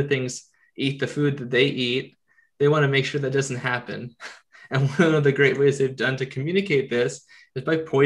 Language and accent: English; United States; as an American